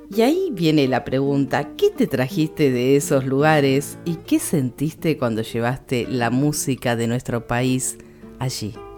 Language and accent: Spanish; Argentina